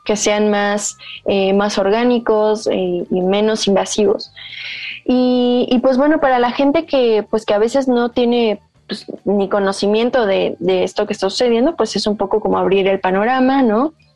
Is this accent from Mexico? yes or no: yes; Yucatán, Mexico; yo vivo en Yucatán, yo nací en Yucatán eh, y he estado ahí toda mi vida.